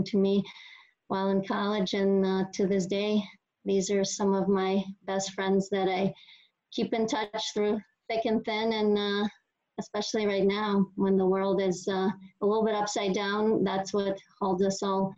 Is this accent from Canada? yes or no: no; Russia; moved away as an adult; now in United States; growing up in Russia